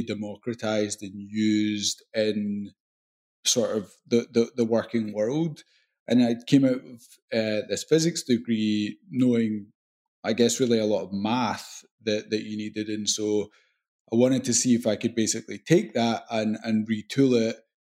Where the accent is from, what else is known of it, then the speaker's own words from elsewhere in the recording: Glasgow, Scotland, United Kingdom; accent: Scottish; I loved growing up in Scotland